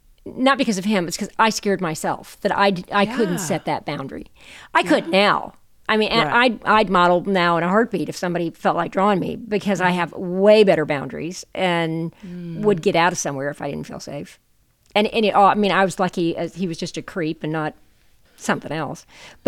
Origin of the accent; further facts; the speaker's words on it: the South, United States; I mean, I came out of, you know, I'm from the South in the United States, and you know, we're all about hospitality